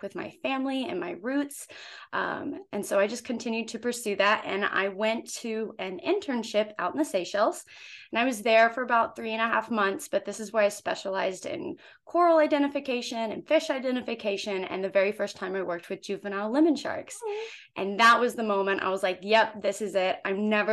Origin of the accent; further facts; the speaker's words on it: Oklahoma, United States; moved away; I am originally from Oklahoma. So a landlocked state, never grew up by the ocean